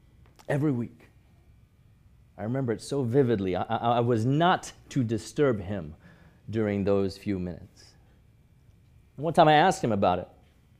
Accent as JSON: {"language": "English", "country": "Hong Kong", "tie": "born or raised there", "said": "I grew up in Hong Kong, going to church with my parents from as early as I could remember, every Sunday morning, whether I wanted to or not, whether I felt like it or not."}